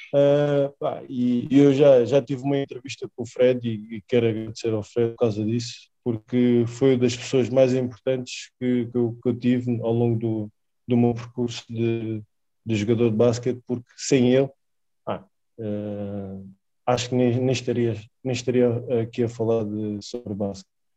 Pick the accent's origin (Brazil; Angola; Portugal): Portugal; Lisbon; also born or lived in Spain; 1988, nasci em Lisboa. Nascido e criado em Lisboa, na Alameda, precisamente